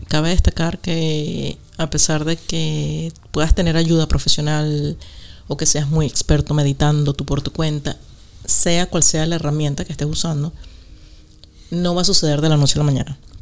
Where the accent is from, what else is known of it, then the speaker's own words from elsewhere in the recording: Venezuela; moved away as an adult; also born or lived in Costa Rica; now in United Kingdom; nací en Venezuela